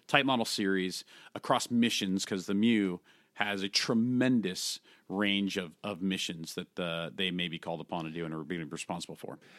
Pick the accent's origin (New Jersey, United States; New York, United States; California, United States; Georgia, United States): California, United States; San Francisco Bay Area; I grew up in the San Francisco Bay Area, just south of, uh, San Francisco, actually